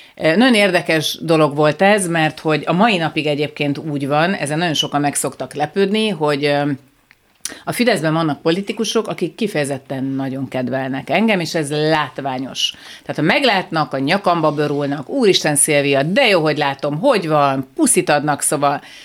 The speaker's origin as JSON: {"language": "Hungarian", "region": "Budapest", "country": "Hungary", "tie": "born or raised there", "said": "Én, én Újpesten nőttem föl, a tíz emeletes lakótelepi ház nyolcadik emeletén"}